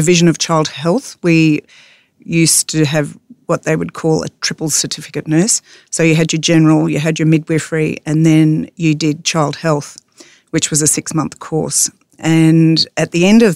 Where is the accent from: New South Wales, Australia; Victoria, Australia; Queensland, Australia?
Queensland, Australia; North; moved away as an adult; also born or lived in Charleville / London; I'm from North Queensland